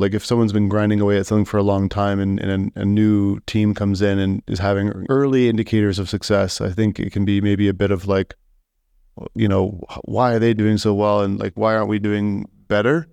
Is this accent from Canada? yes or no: yes; Saskatoon, Saskatchewan, Canada; my hometown